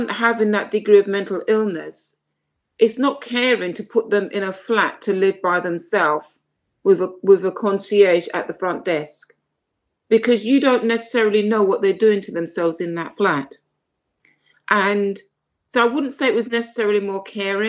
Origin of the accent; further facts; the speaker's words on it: London, United Kingdom; also born or lived in Saint Lucia; even though I was born in London, when I was the age of 5, I went to St. Lucia and came back when I was 9.